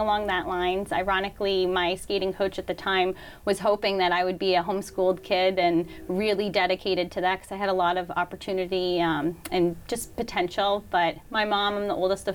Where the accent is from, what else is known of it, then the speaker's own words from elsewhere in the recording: Foxborough, Massachusetts, United States; also born or lived in Staten Island, New York; now in Franklin, United States; I grew up in Foxborough. I was born in New York, in Staten Island